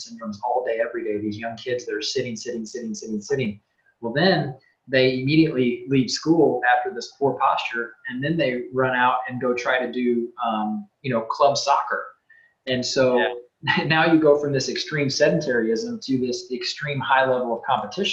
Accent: Centralia, United States; growing up in Centralia, there was definitely from whether it was parents or grandparents, we were reminded regularly to correct our posture

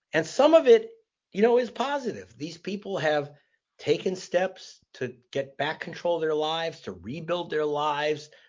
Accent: Los Angeles, California, United States; I was born in the anus of Los Angeles, which is Pacoima

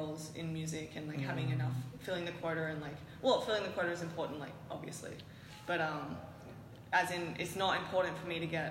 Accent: Byron Bay, New South Wales, Australia; born or raised there; also born or lived in Canberra / Lismore

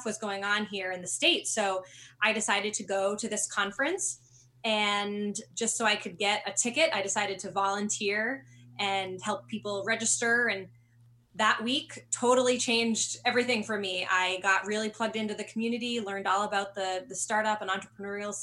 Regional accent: Sweden, Maine, United States; also born or lived in Washington, D.C. / San Francisco; I grew up in Western Maine, a small town called Sweden.

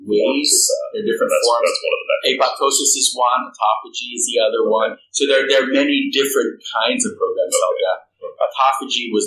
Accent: Philippines; moved away; I'm Filipino by birth, and Filipinos have Christianity of Catholicism in their blood

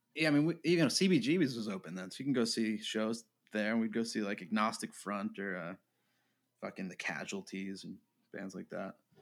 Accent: New York, United States; I grew up in New York

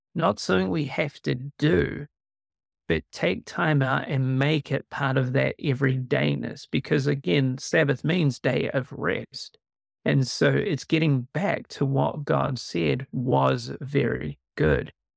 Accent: New Zealand; born and raised in New Zealand, uh, which is hence a bit of an accent

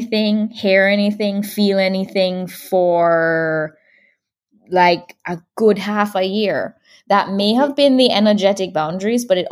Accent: Jamaica; also born or lived in California / Florida; now in Texas, United States; I do feel super connected to Jamaica

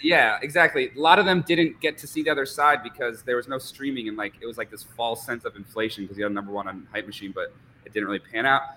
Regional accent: Vermont and New Hampshire, United States; moved away as an adult; also born or lived in New York; I grew up in Vermont and New Hampshire

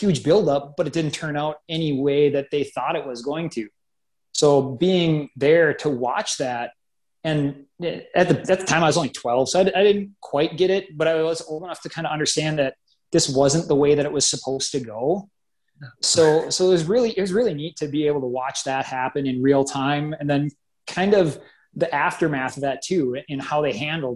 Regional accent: Grand Forks, North Dakota, United States; moved away as an adult; now in Bismarck, United States; moved up there right before fifth grade, lived there all the way through high school

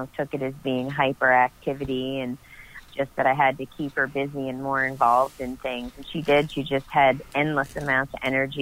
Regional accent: Annapolis Valley, Nova Scotia, Canada; also born or lived in Yarmouth, Nova Scotia; I'm from the Annapolis Valley in Nova Scotia. Born and raised here.

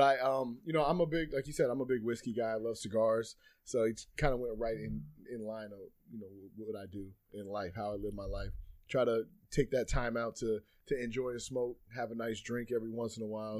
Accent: Spokane, Washington, United States; growing up, you know, in, in Washington State, I'm from Eastern Washington, Spokane to be exact

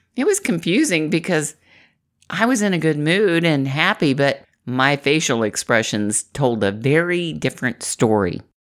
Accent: Midwest, United States; I'm from the Midwest

